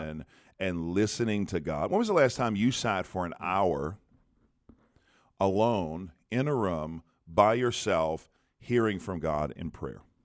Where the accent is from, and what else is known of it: United States